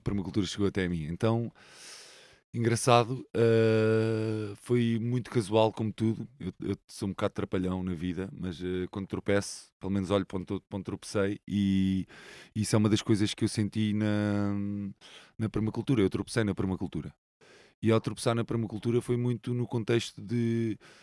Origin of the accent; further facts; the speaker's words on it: Lisbon, Portugal; Sou um sou saloio, né? Cresci é. aqui nesta zona